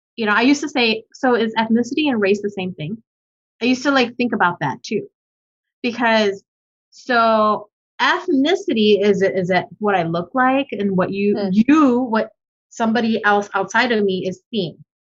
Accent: United States; also born or lived in Manila, Philippines; I grew up in America and I identify as American

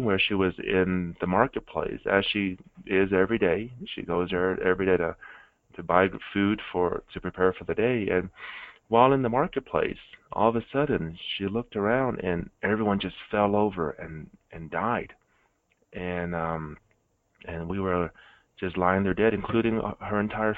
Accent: Arkansas, United States; also born or lived in Vietnam; when I was growing up in Arkansas

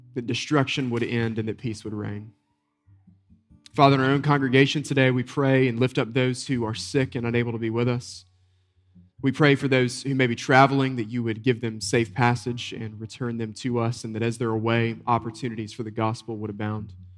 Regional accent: Western North Carolina, United States; a boy growing up in Western North Carolina, we'd get these deep snows

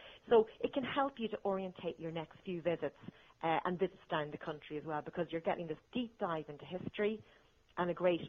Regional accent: Ireland; As an Irish person.

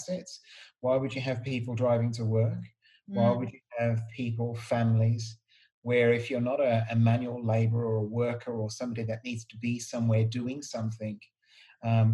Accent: Birmingham, West Midlands, United Kingdom; I was born and bred in Birmingham

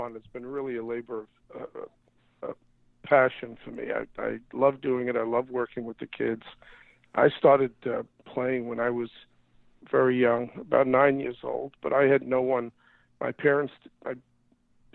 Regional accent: New York, United States; I grew up in New York, and we didn't have much money

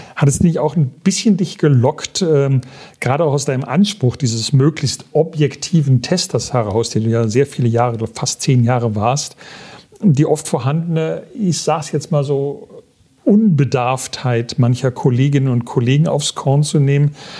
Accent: Aachen, North Rhine-Westphalia, Germany; wir sind beide Öscherjong

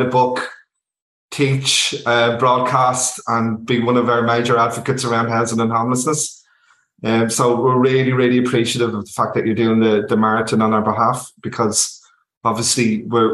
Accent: Dublin, Leinster, Ireland; also born or lived in London; I'm from East Wall originally. I come from the north easterner city

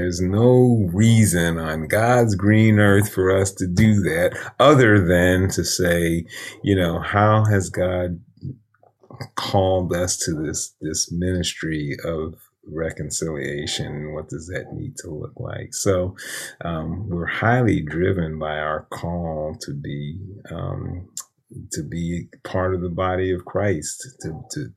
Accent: New York City, New York, United States; moved away as an adult; also born or lived in Chicago; I grew up in East Harlem

